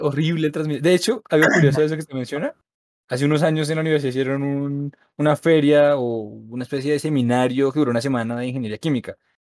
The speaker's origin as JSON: {"language": "Spanish", "region": "Bogotá", "country": "Colombia", "tie": "born or raised there"}